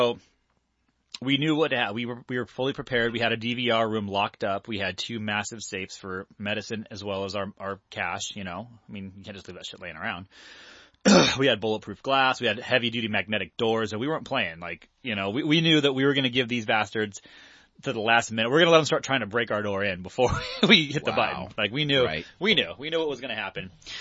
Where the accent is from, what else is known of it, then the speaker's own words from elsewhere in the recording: Lake Forest, California, United States; we're from Orange County, so in Lake Forest, California, which is where I'm from initially